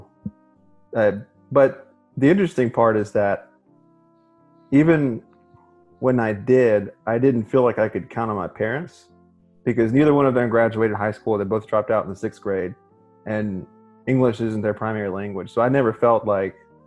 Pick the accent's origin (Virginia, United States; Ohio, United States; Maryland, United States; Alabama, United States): Alabama, United States; moved away as an adult; now in Texas, United States; I was born and raised in Alabama, went to college in Alabama, med school in Alabama, residency in Alabama. I'm doing fellowship here in Texas